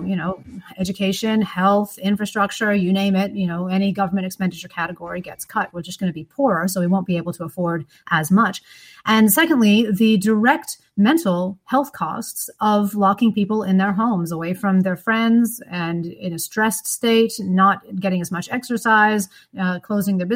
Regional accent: United States; accent: American; now in Australia

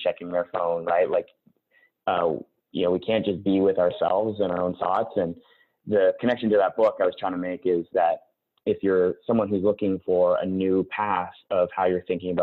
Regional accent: Winnipeg, Manitoba, Canada; moved away as an adult; also born or lived in Toronto / Vancouver; I grew up in Winnipeg

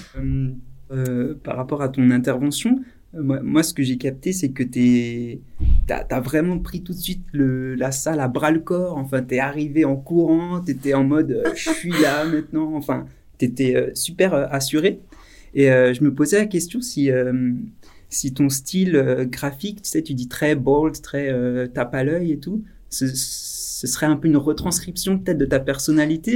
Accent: Alsace, Grand Est, France; qu'on vient euh, d'Alsace, nous, avec euh, l'association

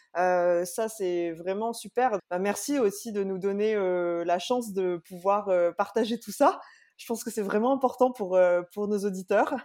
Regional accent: Réunion; quand on vient de la Réunion

